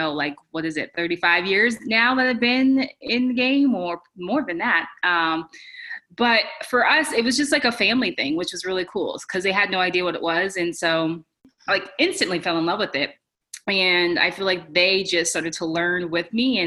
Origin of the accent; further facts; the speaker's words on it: Irvine, California, United States; I grew up in SoCal. So I grew up in Irvine, California, in Orange County